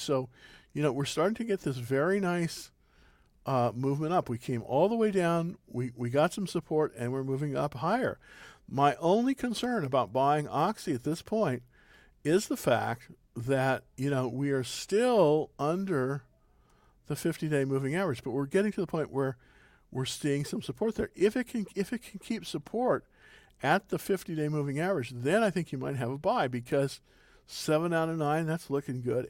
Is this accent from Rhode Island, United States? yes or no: no; California, United States; now in Texas, United States; I'm originally from California